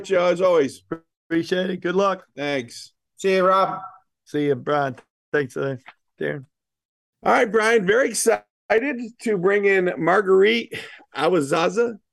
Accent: New York, United States; I'm from New York.

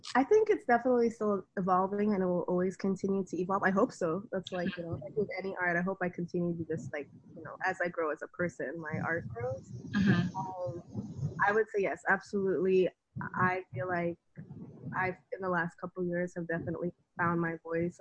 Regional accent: New York City, New York, United States; also born or lived in Greenwich, Connecticut; the area where I grew up in the Bronx

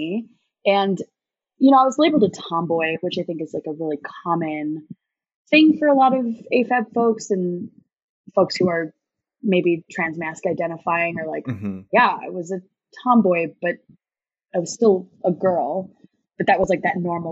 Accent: United States; I was born in the States, but my parents were born and raised in India.

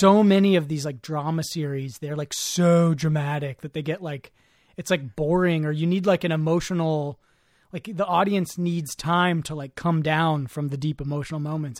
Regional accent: the Bay Area, California, United States; growing up in the Bay and growing up around, like, so many, like, incredible, talented musicians

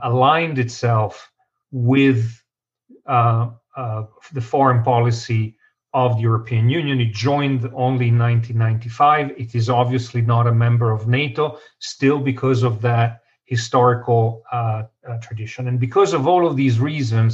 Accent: Italy; moved away; growing up in Italy

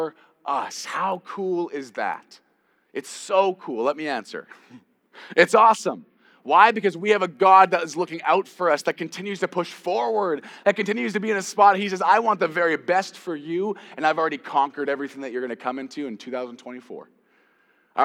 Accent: Canada; I'm Canadian

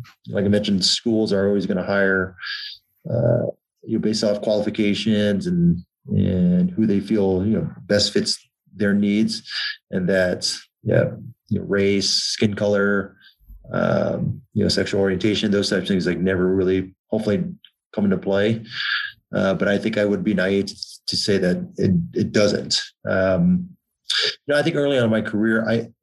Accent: Southern California, United States; Growing up in Southern California

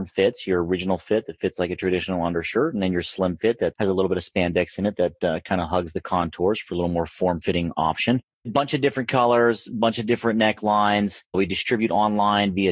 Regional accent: Pennsylvania, United States; moved away as an adult; also born or lived in California / West Virginia; now in Las Vegas, United States; I was born in Pennsylvania on the East Coast and then relocated out to California in 2002. I think right around, I must have been like 25 years old

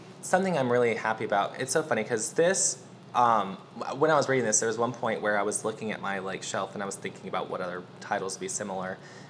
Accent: the South, United States; we're all here from the South

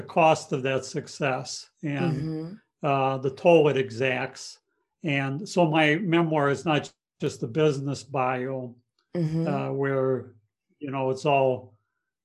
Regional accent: Wisconsin, United States; moved away; also born or lived in Chicago / San Francisco Bay Area / Los Angeles; I was born in a little town in Wisconsin. My parents were immigrants from Ukraine after the Second World War. And I was actually conceived in a DP camp in Austria, but then birthed on U.S. soil. So I grew up in the Midwest

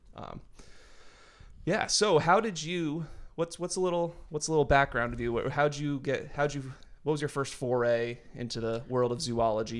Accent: New Hampshire, United States; I grew up in New Hampshire

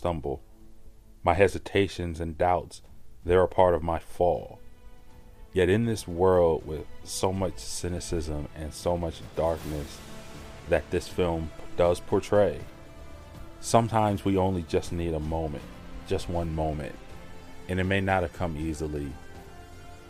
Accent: Philadelphia, Pennsylvania, United States; Growing up in Philadelphia, Pennsylvania

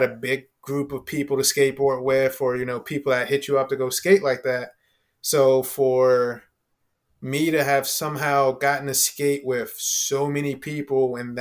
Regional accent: Chester, Pennsylvania, United States; moved away; also born or lived in Delaware / Philadelphia; I grew up in Chester, but I went to school in Delaware.

